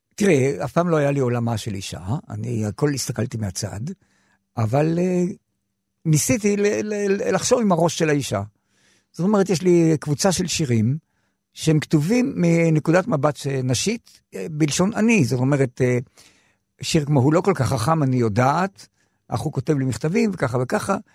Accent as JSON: {"language": "Hebrew", "town": "Yagur", "region": "Haifa District", "country": "Israel", "tie": "born or raised there", "said": "שם נולדתי, שם כתבתי את השירים הראשונים שלי"}